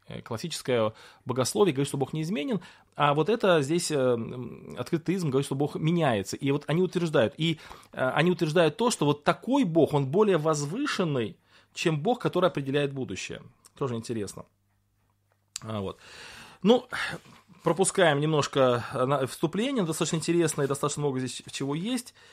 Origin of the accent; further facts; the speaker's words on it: Russia; Вот я родился в России